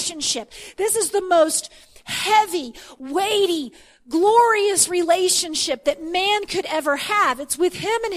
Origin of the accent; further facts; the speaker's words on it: Texas, United States; I grew up in Texas in the Bible Belt in the 70s and 80s